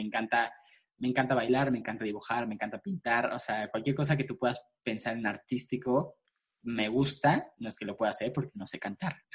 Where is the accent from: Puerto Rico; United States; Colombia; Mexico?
Mexico; Mexico City; yo soy chilango. Eh, vengo, soy de la Ciudad de México, nací aquí en la Ciudad de México. Y este, pues nunca Nunca me he, ido a vivir a ningún otro lugar